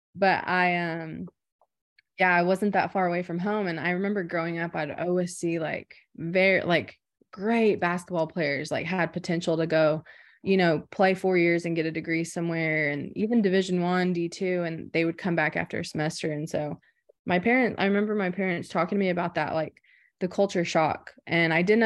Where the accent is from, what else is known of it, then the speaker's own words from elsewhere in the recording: Anadarko, Oklahoma, United States; I'm from Anadarko, Oklahoma